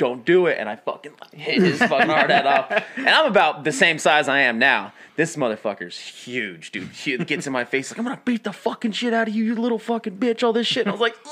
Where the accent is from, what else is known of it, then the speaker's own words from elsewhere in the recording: New Mexico, United States; moved away as an adult; also born or lived in Oklahoma / Austin, Texas; I grew up, I'm from New Mexico, right? Mm-hmm. So like I grew up there